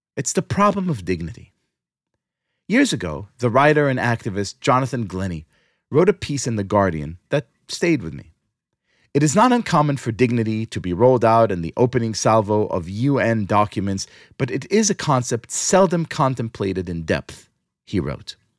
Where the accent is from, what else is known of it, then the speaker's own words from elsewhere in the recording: New York City, New York, United States; here in my hometown, New York City